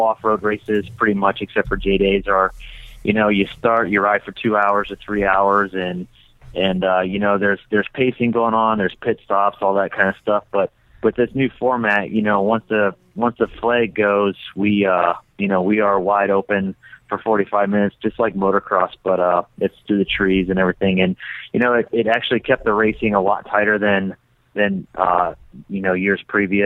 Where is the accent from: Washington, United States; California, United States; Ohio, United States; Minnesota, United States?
Ohio, United States; moved away as an adult; now in Idaho, United States; I've born and raised on the East Coast in Ohio and actually moved to Idaho about a year and a half ago